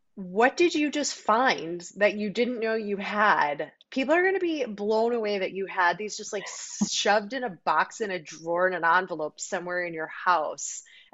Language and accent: English; Chicago, Illinois, United States; now in California, United States; Growing up in Chicago